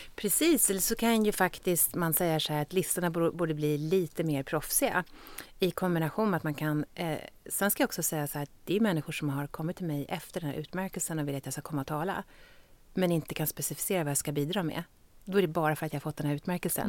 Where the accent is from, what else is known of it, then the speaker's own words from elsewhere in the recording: Stockholm, Stockholm County, Sweden; jag är ju från Stockholm och om jag ska bo i Sverige så vill jag leva i Stockholm